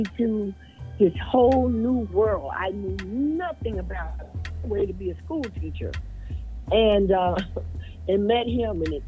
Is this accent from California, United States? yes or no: no; Texas, United States; I'm originally from Texas